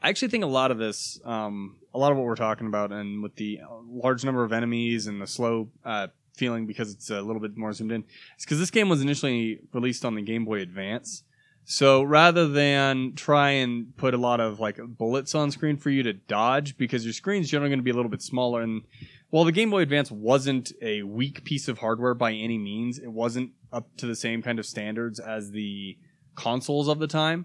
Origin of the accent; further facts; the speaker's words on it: United States; I am an American